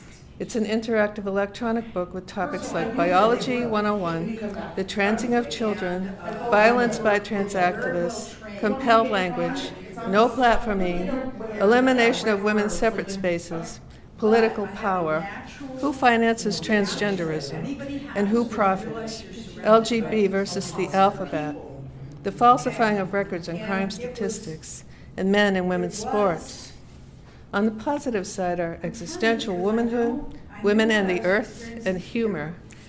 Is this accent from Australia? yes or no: no; Boston, Massachusetts, United States; I'm from Boston.